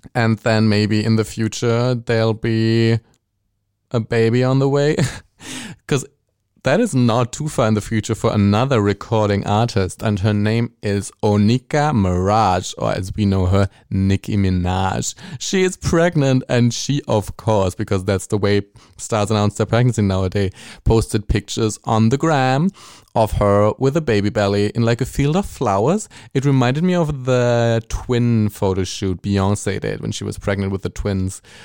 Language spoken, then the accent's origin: English; Germany; accent: German; English is a second language; my German accent, speaking English